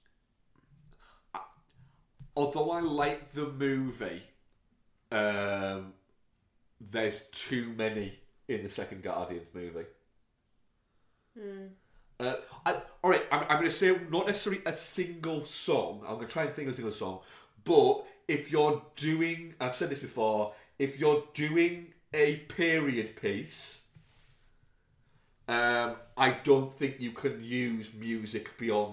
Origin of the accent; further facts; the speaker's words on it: United Kingdom; I am British and grew up in the early 90s